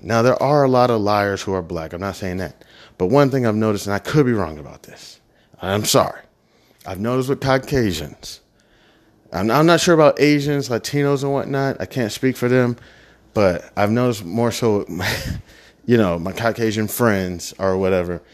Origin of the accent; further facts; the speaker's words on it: Midwest, United States; moved away; I was from the Midwest. I'm, you know, Bible thumping town